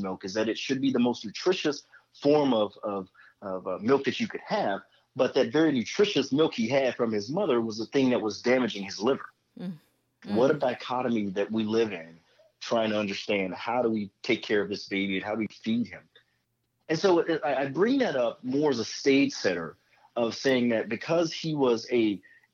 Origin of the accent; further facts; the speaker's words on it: Nashville, Tennessee, United States; growing up in the South, in the great state of Tennessee, beautiful city of Nashville